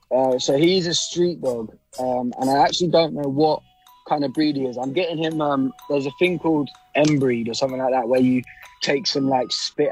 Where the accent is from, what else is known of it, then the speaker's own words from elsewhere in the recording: Bedford, East of England, United Kingdom; now in London, United Kingdom; Good to meet you. I am a boy from a place called Bedford, which is like a small town. Just outside, where it's like an hour from London, half an hour on the train.